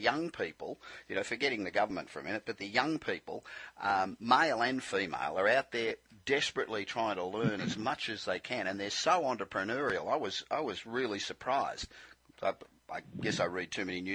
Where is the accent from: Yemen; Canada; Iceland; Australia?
Australia; moved away as an adult; now in Los Angeles, United States; I'm Australian originally, as you can probably tell. I've been living here for 25 years, but I still sound like I got off the boat yesterday